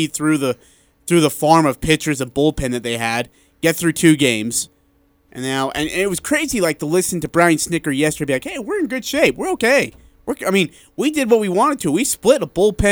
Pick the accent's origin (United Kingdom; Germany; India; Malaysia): India; moved away; I'm from India